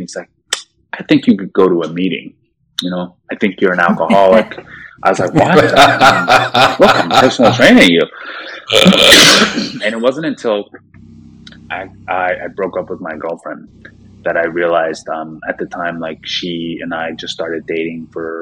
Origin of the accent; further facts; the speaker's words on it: United States; also born or lived in South Korea; I came to America when I was probably like 3 or 4 years old